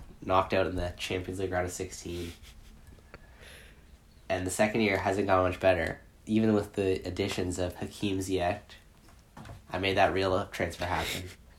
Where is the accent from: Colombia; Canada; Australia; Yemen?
Canada; Just being Canadian